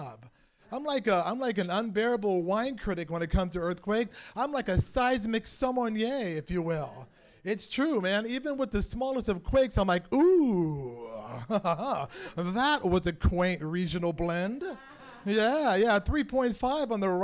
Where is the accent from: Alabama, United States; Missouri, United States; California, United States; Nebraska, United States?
California, United States; San Francisco; born and raised in San Francisco.